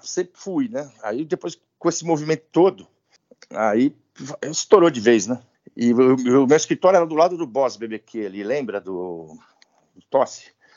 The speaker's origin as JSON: {"language": "Portuguese", "region": "São Paulo", "country": "Brazil", "tie": "born or raised there", "said": "Eu sou de São Paulo, paulistano, nascido na Vila Mariana"}